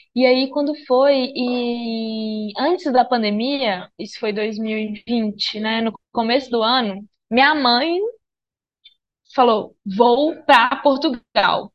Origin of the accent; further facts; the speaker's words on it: Minas Gerais, Brazil; moved away; sou de Minas Gerais, sou mineira, nômade